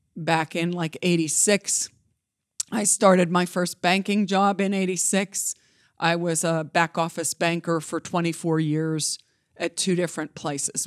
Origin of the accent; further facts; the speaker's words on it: Johnstown, Pennsylvania, United States; also born or lived in Altoona, Pennsylvania / Indiana, Pennsylvania / Gettysburg, Pennsylvania / Pittsburgh, Pennsylvania; now in Beaver Falls, United States; I was raised in Johnstown, Pennsylvania